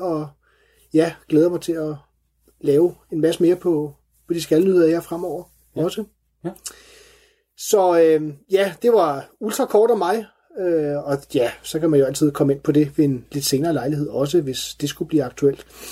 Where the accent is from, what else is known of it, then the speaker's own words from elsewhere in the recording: Kalundborg, Zealand, Denmark; now in Valby, Denmark; meget af min skolegang gået på skole i Kalundborg